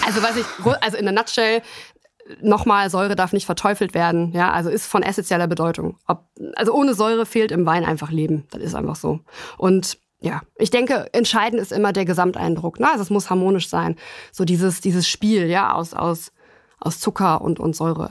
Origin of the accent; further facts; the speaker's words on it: Germany; bei uns in Deutschland